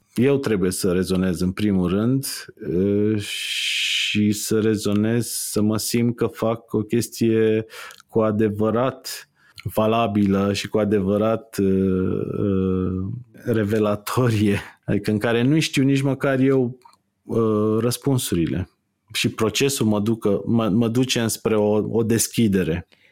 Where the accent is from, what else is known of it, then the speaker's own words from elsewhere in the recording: Târgoviște, Dâmbovița County, Romania; Eu stăteam în, în Târgoviște, sunt din Târgoviște și am crescut în Târgoviște